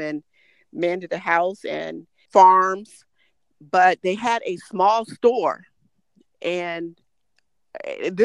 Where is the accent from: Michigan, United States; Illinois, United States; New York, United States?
Michigan, United States; Detroit; growing up in Detroit